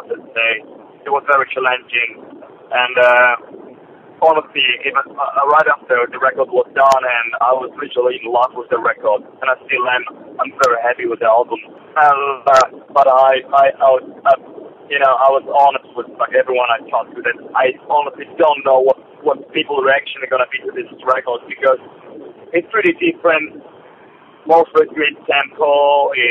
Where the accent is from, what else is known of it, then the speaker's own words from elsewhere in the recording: Warsaw, Masovian Voivodeship, Poland; Driving to Warsaw now, my hometown